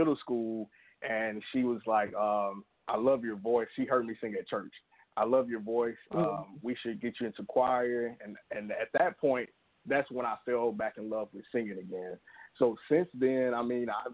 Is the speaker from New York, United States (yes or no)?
no; Alabama, United States; I'm from Alabama, small town in Alabama